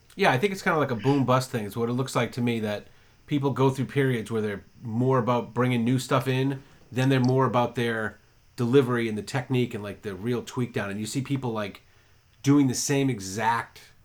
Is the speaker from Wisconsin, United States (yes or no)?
no; Massachusetts, United States; also born or lived in Maine; now in Florida, United States; I'm from Massachusetts